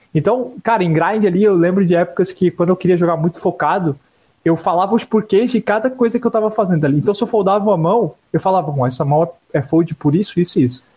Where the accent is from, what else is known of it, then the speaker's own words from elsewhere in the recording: Santa Catarina, Brazil; a gente é de Santa Catarina.